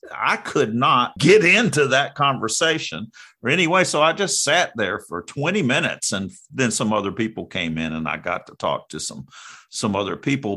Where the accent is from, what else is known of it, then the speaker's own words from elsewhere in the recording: North Carolina, United States; I'm from North Carolina